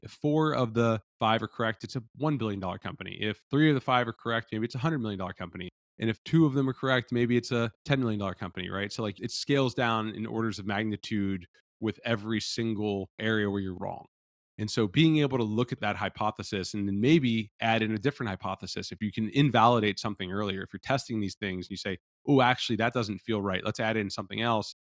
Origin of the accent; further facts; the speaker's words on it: Cincinnati, Ohio, United States; also born or lived in Los Angeles, California; now in Austin, United States; I'm from Cincinnati, Ohio originally